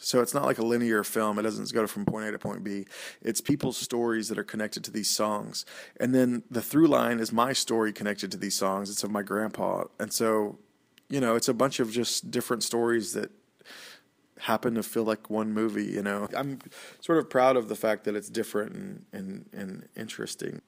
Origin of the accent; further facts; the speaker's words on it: Oklahoma, United States; I went to the University of Oklahoma, which is like an hour and fifteen minutes from my hometown.